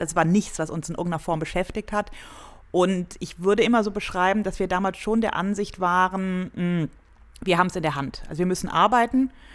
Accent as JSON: {"language": "German", "town": "Cologne", "region": "North Rhine-Westphalia", "country": "Germany", "moved": "as an adult", "lives_now": "Munich, Germany", "said": "Also ich komme aus Köln"}